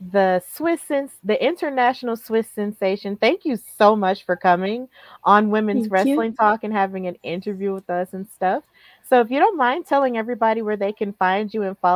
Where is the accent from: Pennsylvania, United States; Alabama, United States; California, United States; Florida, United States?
Alabama, United States; also born or lived in Birmingham, Alabama; I'm from Alabama. Like, yeah, born and when raised